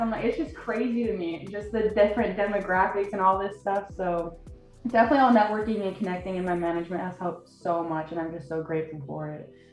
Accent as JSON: {"language": "English", "town": "Draper", "region": "Utah", "country": "United States", "tie": "born or raised there", "moved": "yes", "said": "I'm from Salt Lake City, Utah, but I've always drawn up uh, grown up in Draper"}